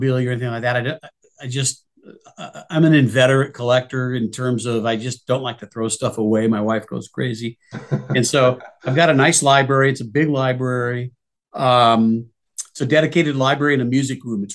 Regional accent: North Iowa, United States; moved away as an adult; Grew up in North Iowa for about 27 years or so

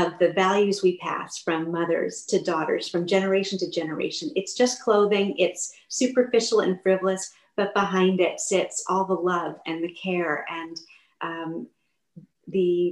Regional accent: Boston, Massachusetts, United States; Back Bay, where I grew up in Boston

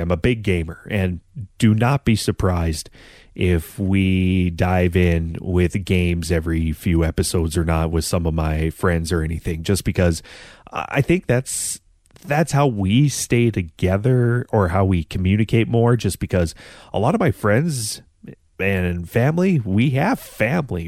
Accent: North Dakota, United States; I'm from North Dakota

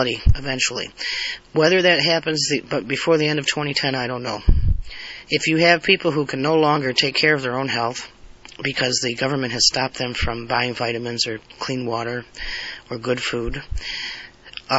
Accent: United States; I was born an American, I've lived as an American, and I will die as an American

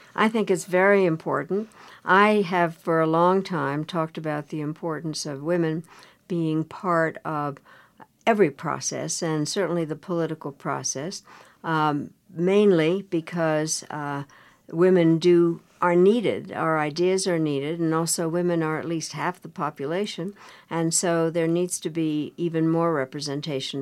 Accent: Colorado, United States; I grew up in Colorado

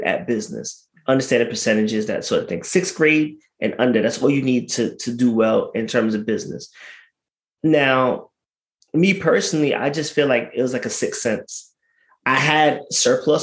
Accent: New York City, New York, United States; also born or lived in Philadelphia; I'm from Brooklyn

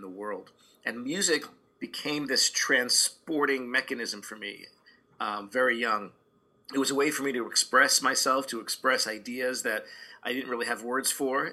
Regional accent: New York City, New York, United States; now in Los Angeles, United States; grew up in a Orthodox Jewish uh, neighborhood and community in Brooklyn, New York

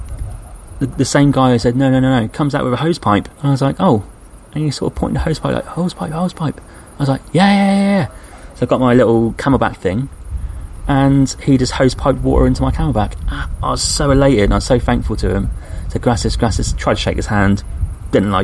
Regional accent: England, United Kingdom; I'm English

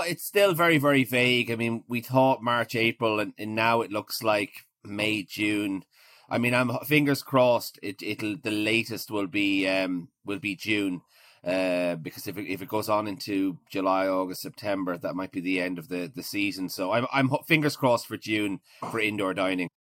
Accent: Maynooth, County Kildare, Ireland; moved away as an adult; also born or lived in Clondalkin, Dublin / Galway / Edinburgh; most most of my my childhood was spent was spent in Maynooth

